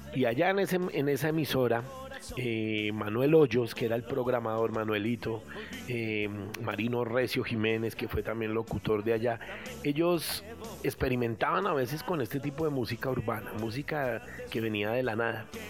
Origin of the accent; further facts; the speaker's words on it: Bogotá, Colombia; also born or lived in Antioquia; yo soy antioqueño, eh, más, bogotano, más bogotano que antioqueño porque pues me trajeron acá cuando era muy pequeñito